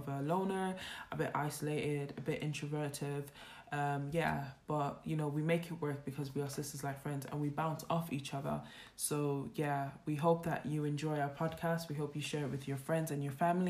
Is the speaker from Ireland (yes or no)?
yes; Ireland; I'm from Ireland